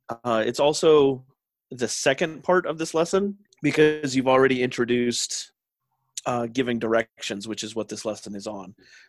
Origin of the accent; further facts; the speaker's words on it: Philadelphia, Pennsylvania, United States; now in Japan; I was already doing some teaching in the States, which is where I'm from. I'm from America. So, you know, the Philadelphia, Pennsylvania area, but moved around quite a bit as a kid. But so now I'm in Japan